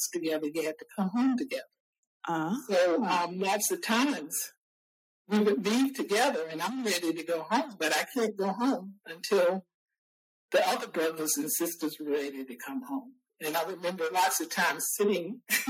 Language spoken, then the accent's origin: English; Salem, Virginia, United States; also born or lived in Burkeville, Virginia; We moved from Burkeville, Virginia to Salem, Virginia